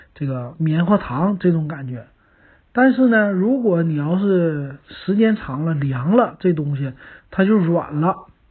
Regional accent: Northeast China, China; 咱们东北人很喜欢

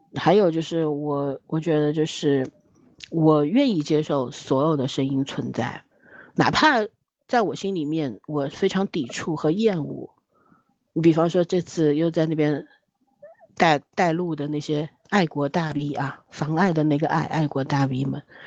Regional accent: China; 我们中国人活得特别紧张

